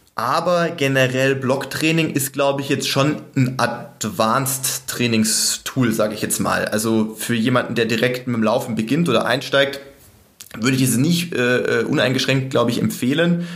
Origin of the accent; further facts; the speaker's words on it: Sindelfingen, Baden-Württemberg, Germany; moved away; also born or lived in Regensburg; wie ich in Sindelfingen, sag ich mal, äh, sportlich groß geworden bin in der Jugend und dann auch in Regensburg